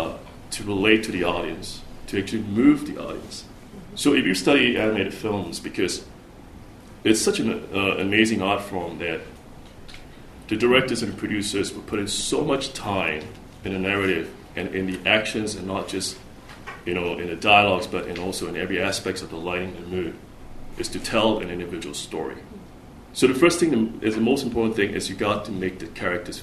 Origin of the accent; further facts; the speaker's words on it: Singapore; moved away as an adult; also born or lived in United States; growing up in Asia, you know, and especially in Singapore, I left Singapore when I was 20